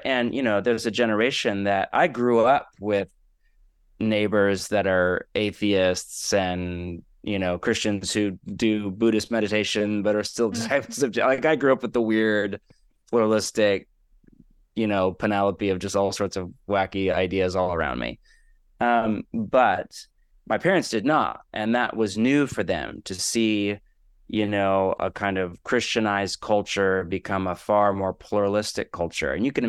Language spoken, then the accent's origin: English; West Coast, United States; also born or lived in Portland; now in Los Angeles, United States; Again, I'm born and raised in the West Coast, which is its own echo chamber. The people I interact with in Portland and now LA, those fears are almost non-existent.